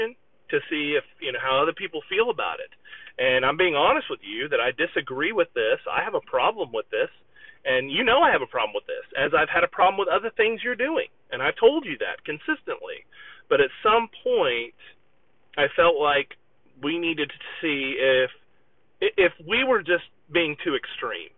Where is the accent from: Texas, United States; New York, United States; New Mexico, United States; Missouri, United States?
Missouri, United States; Southwest; moved away; I'm originally from Southwest Missouri.